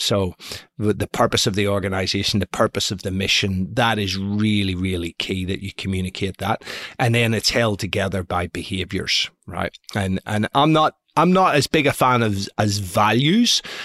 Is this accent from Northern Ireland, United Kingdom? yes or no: yes; Belfast, Northern Ireland, United Kingdom; moved away; also born or lived in San Francisco; I was brought up in Belfast in the 1970s